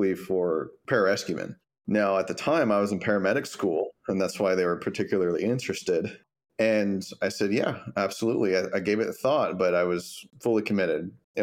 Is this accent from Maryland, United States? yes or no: no; Longview, Texas, United States; moved away as an adult; now in San Antonio, United States; I'm initially from East Texas. My first duty station was in San Antonio. And 11 years later, I am still in San Antonio.